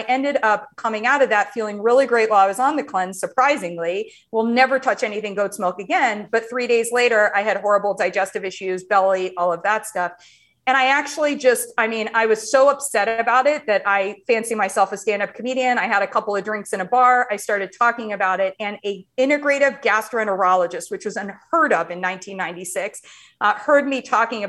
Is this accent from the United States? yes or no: yes; Ohio, United States; moved away; I grew up in Ohio